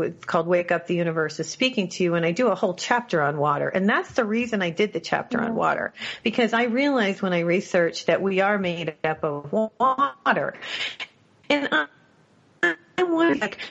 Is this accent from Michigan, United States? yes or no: yes; Michigan, United States; I grew up in Michigan